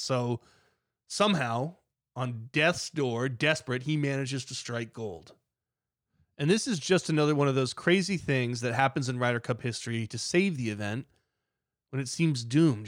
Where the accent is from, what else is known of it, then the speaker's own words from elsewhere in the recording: United States; I'm an American.